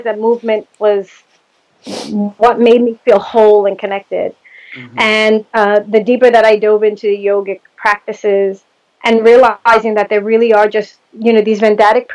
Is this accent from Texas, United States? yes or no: no; New York City, New York, United States; I grew up in the Bronx, single mom